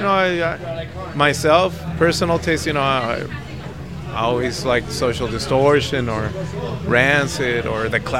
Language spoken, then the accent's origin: English; Tijuana, Baja California, Mexico; moved away as an adult; now in Los Angeles, United States; I'm from Tijuana originally. Right now I live in Los Angeles